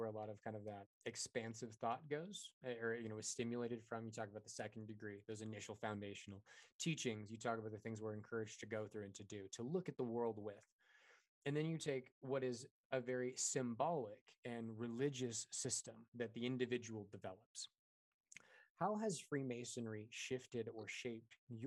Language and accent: English; Neosho, Missouri, United States; now in Colorado, United States; I'm from Neosho, Missouri